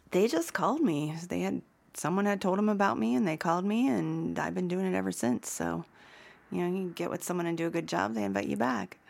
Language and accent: English; Youngstown, Ohio, United States; moved away as an adult; also born or lived in Kent, Ohio / New Orleans; now in Boulder, United States; I'm from Youngstown, Ohio.